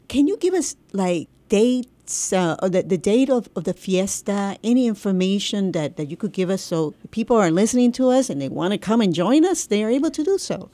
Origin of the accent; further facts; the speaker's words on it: Puerto Rico; I'm from Puerto Rico